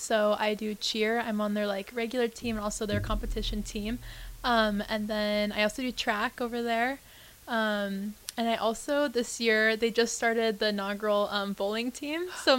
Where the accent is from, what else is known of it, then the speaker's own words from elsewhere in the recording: Lincoln, Nebraska, United States; Yeah, I've also stayed in Lincoln my whole life. So I've been in Lincoln. I started in elementary school at Trinity and then moved to middle school at Lincoln Lutheran. And then I started high school at Lincoln Lutheran as well.